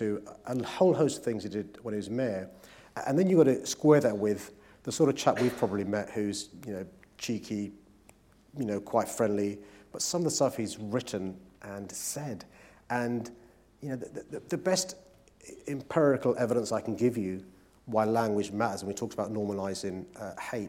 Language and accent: English; London, United Kingdom; as a Londoner